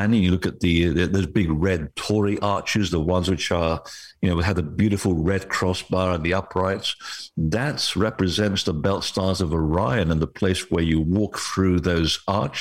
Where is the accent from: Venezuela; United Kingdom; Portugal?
Portugal; west of Lisbon; the place where I was born, it's at the base of a mountain west of Lisbon